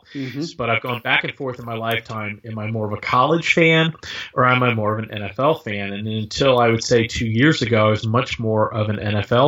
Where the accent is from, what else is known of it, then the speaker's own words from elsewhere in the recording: Dallas, Texas, United States; I grew up in Dallas